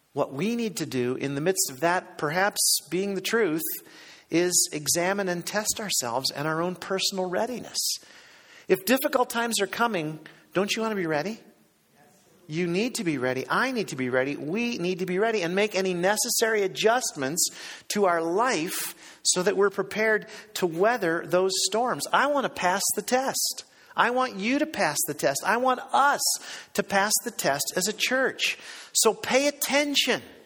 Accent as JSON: {"language": "English", "town": "Cleveland", "region": "Ohio", "country": "United States", "tie": "born or raised there", "said": "I grew up in Cleveland, Ohio, and uh, as a kid in Cleveland"}